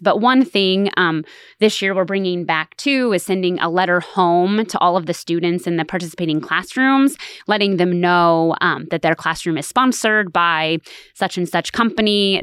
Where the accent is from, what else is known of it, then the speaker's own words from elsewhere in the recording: Stafford, Kansas, United States; moved away as an adult; also born or lived in Salina, Kansas; now in Manhattan, Kansas, United States; I'm originally from Stafford, Kansas, which is a really small farming community